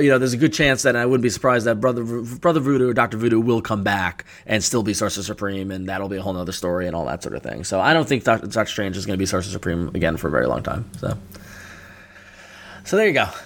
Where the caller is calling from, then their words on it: Michigan, United States; Hey guys, uh … I'm from Michigan.